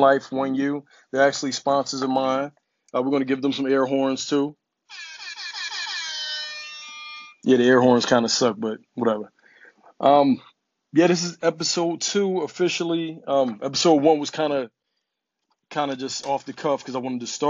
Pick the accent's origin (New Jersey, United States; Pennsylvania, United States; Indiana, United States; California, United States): Pennsylvania, United States; Philadelphia; I am currently broadcasting out of Philadelphia, PA. This is my hometown